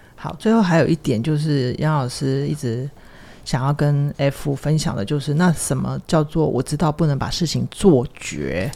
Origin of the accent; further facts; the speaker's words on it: Taiwan; 我们都是就是在台湾的这样的环境长大